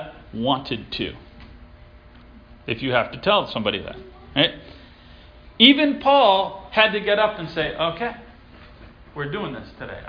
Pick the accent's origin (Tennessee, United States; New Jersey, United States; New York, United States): New York, United States; Elmira; I was born in Elmira, New York